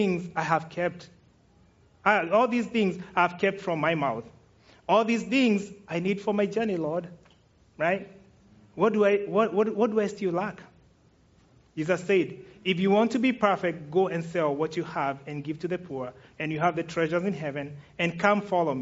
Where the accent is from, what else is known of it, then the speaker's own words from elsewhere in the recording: Kenya; I'm Kenyan